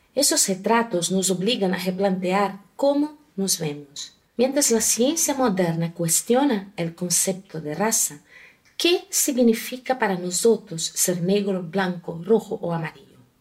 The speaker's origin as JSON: {"language": "Spanish", "country": "Brazil", "tie": "born or raised there", "said": "Yo nací en una familia multicolorida en Brasil"}